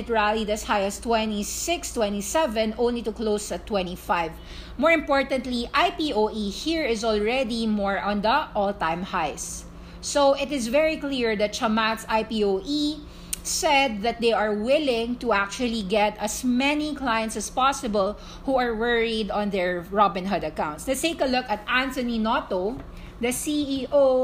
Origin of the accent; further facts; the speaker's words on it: Philippines; I'm Filipino. I'm not American.